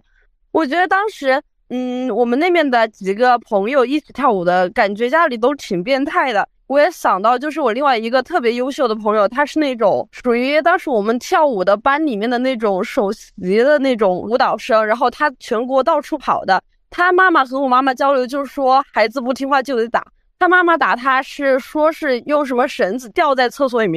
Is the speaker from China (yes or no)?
yes; Chongqing, China; 是重庆人。